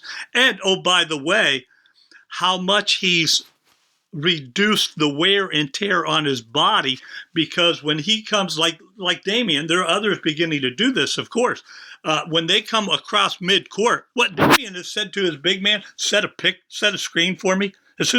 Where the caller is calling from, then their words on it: Philadelphia, Pennsylvania, United States; I'm calling you from Philadelphia